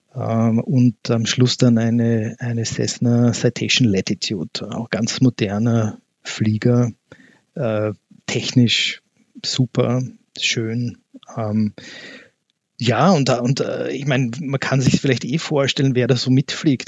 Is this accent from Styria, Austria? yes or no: no; Vienna, Austria; ich selber bin in Wien geboren und auch hier aufgewachsen